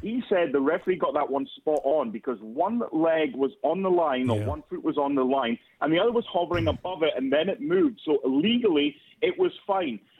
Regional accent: Scotland, United Kingdom; we're Scottish

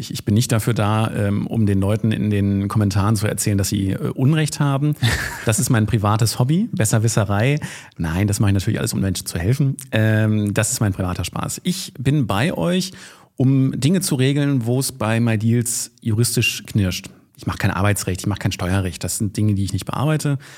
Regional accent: Lower Saxony, Germany; now in Düsseldorf, Germany; Ich bin eigentlich Niedersachse, äh, arbeite aber in Düsseldorf, habe eine eigene Kanzlei dort

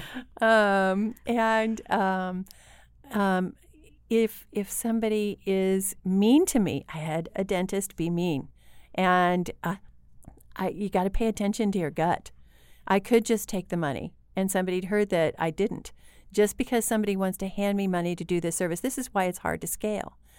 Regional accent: Lincoln, Illinois, United States; I'm from Lincoln, Illinois

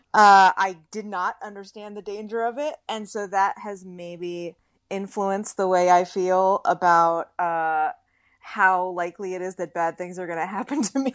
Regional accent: Bay Area, California, United States; accent: drawl; moved away as an adult; now in Los Angeles, United States; I'm from the Bay Area

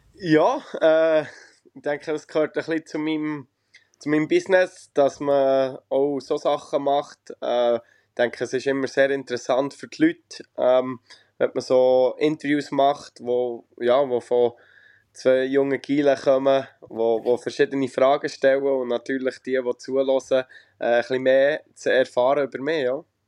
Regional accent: Rohrbach, Bern, Switzerland; bin gerade daheim in Rohrbach in der Schweiz, äh, ja. wo ich aufgewachsen bin und auch lebe, wenn ich daheim bin

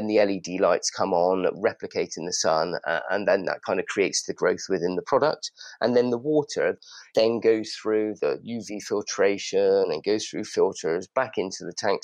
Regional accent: Bristol, South West England, United Kingdom; moved away as an adult; now in London, United Kingdom; We're old friends from Bristol. You may be able to detect a slight accent. I'd moved up to London about 20 years ago.

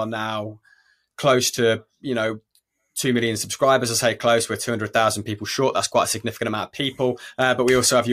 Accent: Leicester, East Midlands, United Kingdom; I am from Leicester

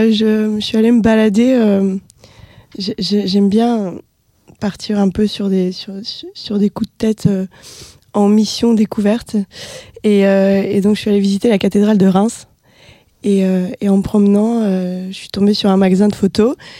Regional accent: Russia; moved away; dans ma ville natale

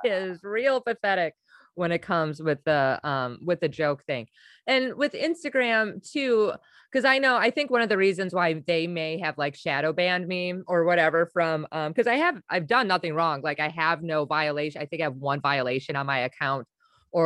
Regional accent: Wisconsin, United States; I'm from Wisconsin

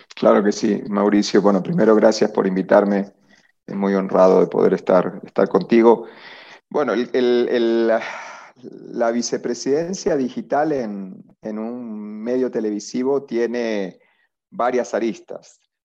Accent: Argentina; moved away as an adult; now in Colombia; yo soy argentino, ¿sí? estuve 20 años trabajando en, en, el grupo de medios más grande de Argentina

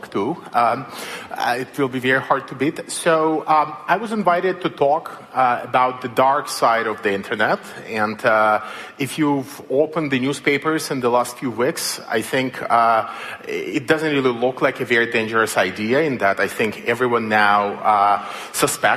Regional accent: Belarus; moved away; I come from Belarus, as you might have noticed from my accent

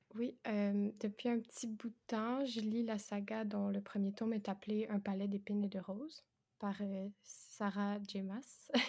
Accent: Quebec, Canada; j'ai 22 ans et ça s'entend peut-être, mais je suis québécoise

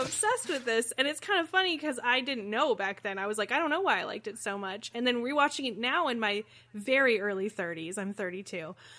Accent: Midwest, United States; I'm not from Canada, Midwesterners love the Trailer Park Boys because we also live in trailer parks.

